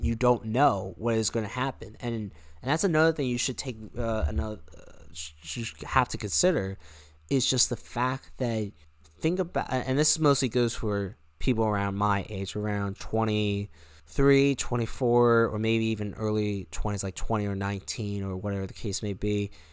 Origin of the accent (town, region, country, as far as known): United States